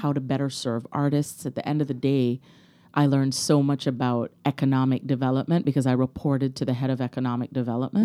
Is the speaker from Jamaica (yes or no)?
yes; Kingston, Jamaica; I grew up in Kingston, Jamaica